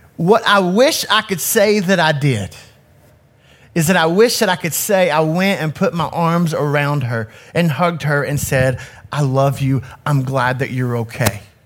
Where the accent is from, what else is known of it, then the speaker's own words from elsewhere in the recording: Knoxville, Tennessee, United States; I grew up in Knoxville in an inner city community